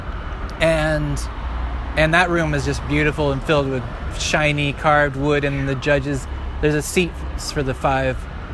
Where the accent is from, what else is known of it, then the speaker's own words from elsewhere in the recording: New York City, New York, United States; I'm from Brooklyn.